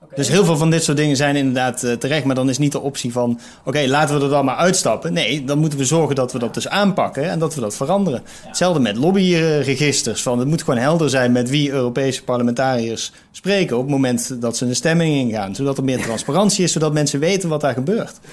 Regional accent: Eindhoven, North Brabant, Netherlands; moved away; also born or lived in Amsterdam; als ik in Eindhoven ben, waar ik dan geboren ben

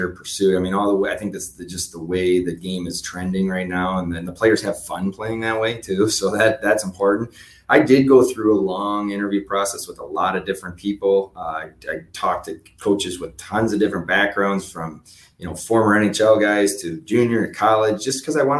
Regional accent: Buffalo, New York, United States; I'm from Buffalo originally. So, you know, I probably have a little bit of a head start on other people that have been in this job, just because I know the way the Western New York community works

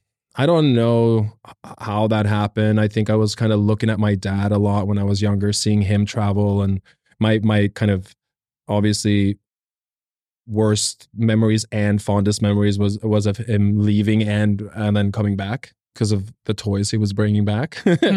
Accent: South Korea; also born or lived in Norway / Nigeria; It started out, been born in Norway and then we moved to South Korea and I spent a long time in South Korea. Then we moved on to Nigeria

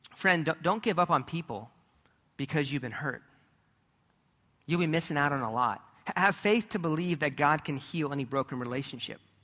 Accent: California, United States; as a kid growing up in California, we were surrounded by different mountains

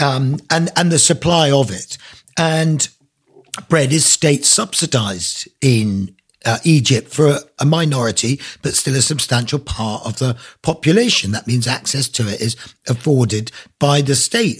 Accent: Isle of Man; moved away as an adult; also born or lived in South London; now in Black Mountains, Wales; I grew up in the Isle of Man, so I'm Manx, but, you know, left there when I was eighteen

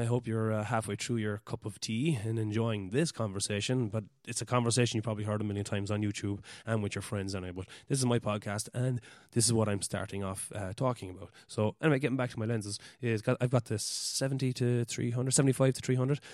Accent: West Cork, Munster, Ireland; I'm from West Cork in Ireland

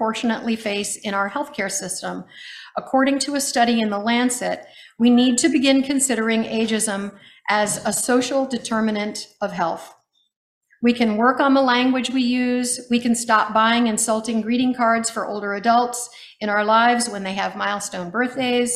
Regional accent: United States; as an American growing up in America

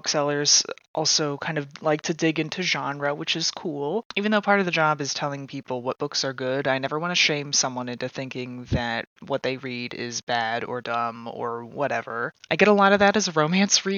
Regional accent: Indianapolis, Indiana, United States; moved away as an adult; also born or lived in Bath, England; now in Central Ohio, United States; my hometown of Indianapolis, Indiana

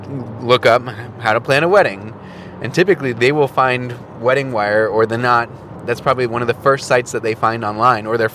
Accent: Milwaukee, Wisconsin, United States; my hometown of Milwaukee

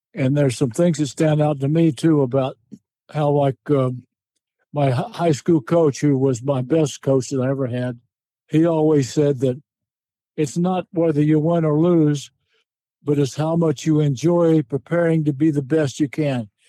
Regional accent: Wilmington, North Carolina, United States; my hometown of Wilmington thought enough of me to put me in their Hall of Fame

